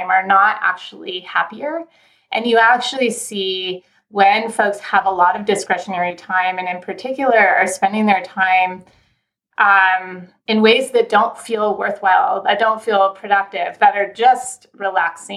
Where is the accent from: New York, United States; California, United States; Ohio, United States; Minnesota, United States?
California, United States; Southern; moved away as an adult; also born or lived in Philadelphia; I am from Southern California originally. So I grew up in sunshine